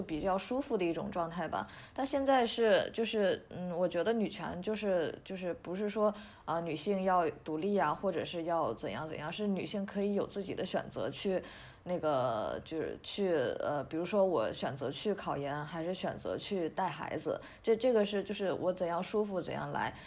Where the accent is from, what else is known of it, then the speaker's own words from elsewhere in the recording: Shandong, China; 因为我是山东人嘛